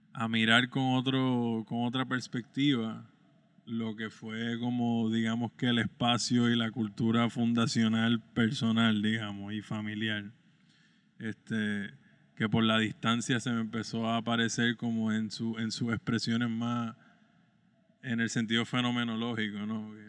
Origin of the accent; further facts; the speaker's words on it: San Germán, Puerto Rico; moved away as an adult; regresar a mi pueblo